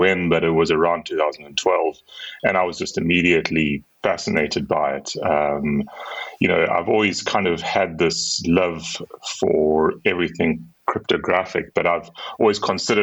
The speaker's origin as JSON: {"language": "English", "town": "Durban", "region": "KwaZulu-Natal", "country": "South Africa", "tie": "born or raised there", "moved": "as an adult", "lives_now": "Cape Town, South Africa", "said": "I grew up in a town on the eastern coast of South Africa called Durban. But I've been here in Cape Town for the last 20 years or so."}